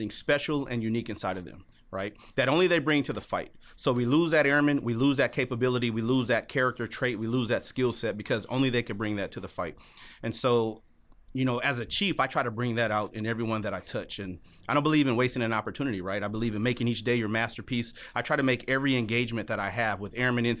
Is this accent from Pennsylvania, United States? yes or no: no; Los Angeles, California, United States; moved away as an adult; growing up in Los Angeles, California